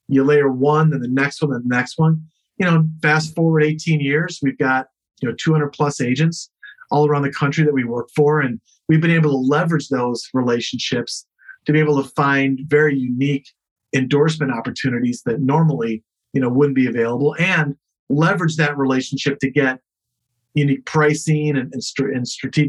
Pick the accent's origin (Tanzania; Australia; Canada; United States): United States; Chicago, Illinois; now in New York, United States; I grew up in Chicago